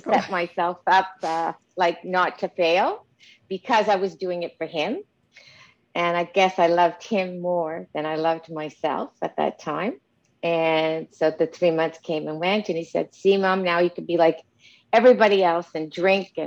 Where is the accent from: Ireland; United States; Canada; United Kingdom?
Canada; Montreal, Quebec; I'm from Montreal, Canada. I had a great childhood